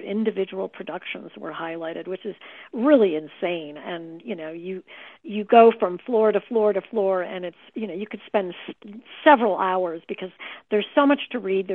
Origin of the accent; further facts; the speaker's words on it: Chicago, Illinois, United States; I was raised in the Chicago area